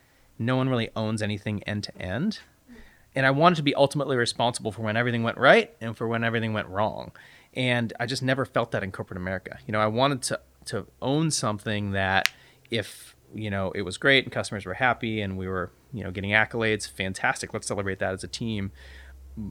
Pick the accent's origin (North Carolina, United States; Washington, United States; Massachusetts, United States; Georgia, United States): Washington, United States; Bellingham; also born or lived in Seattle, Washington; now in Austin, United States; I grew up in the Seattle area, in Bellingham, Washington, about 90 miles north of Seattle